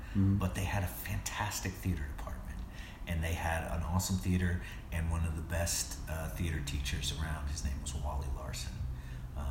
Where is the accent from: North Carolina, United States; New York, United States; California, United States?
North Carolina, United States; High Point; I grew up in North Carolina, in High Point, North Carolina, a very small town